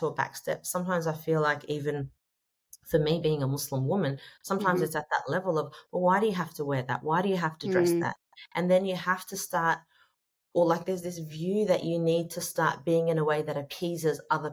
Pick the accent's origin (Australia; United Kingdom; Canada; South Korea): Australia